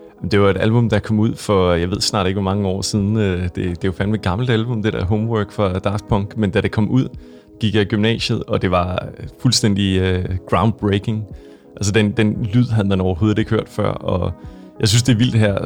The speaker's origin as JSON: {"language": "Danish", "area": "West Jutland", "region": "Central Denmark Region", "country": "Denmark", "tie": "born or raised there", "also_born_or_lived": "United States / London, United Kingdom", "moved": "yes", "lives_now": "Copenhagen, Denmark", "said": "jeg voksede op i, øh, Vestjylland"}